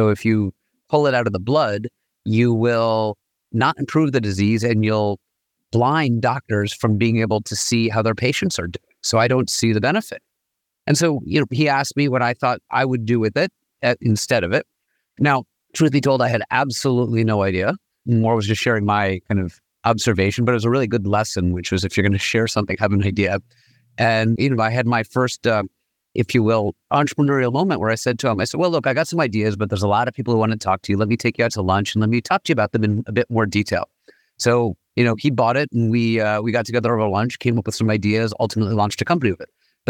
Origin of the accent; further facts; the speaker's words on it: New York, United States; I grew up in New York, trained as an MD PhD from Harvard and MIT.